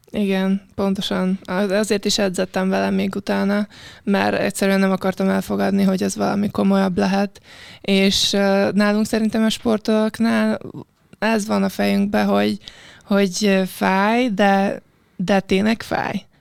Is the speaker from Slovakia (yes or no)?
yes; Piešťany, Trnava Region, Slovakia; Hungarian is a second language; moved away as an adult; also born or lived in Szentes, Hungary; now in Hungary; a Pöstjén, ahol születtem